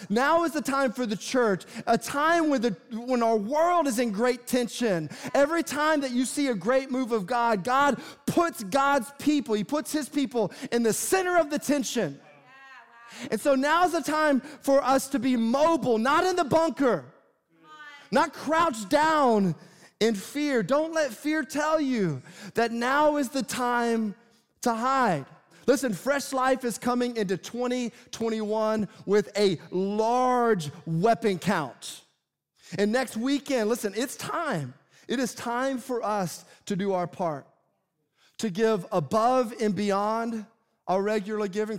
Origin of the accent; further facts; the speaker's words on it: Tennessee, United States; I grew up in Tennessee